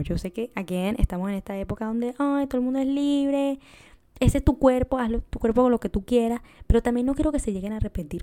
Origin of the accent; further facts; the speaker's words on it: Venezuela; moved away; yo soy de Venezuela